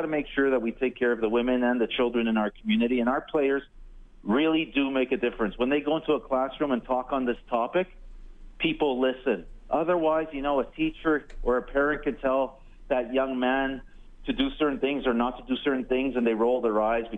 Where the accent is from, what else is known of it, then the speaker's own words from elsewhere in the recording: Montreal, Quebec, Canada; growing up in Montreal